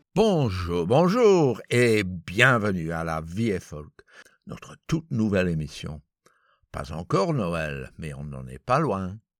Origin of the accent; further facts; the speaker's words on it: Belgium; chez nous, en Belgique